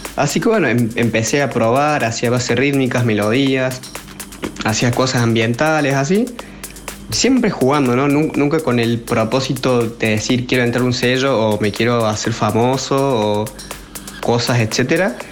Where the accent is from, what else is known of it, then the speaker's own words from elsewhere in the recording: Córdoba, Argentina; soy de Córdoba, tengo 20 años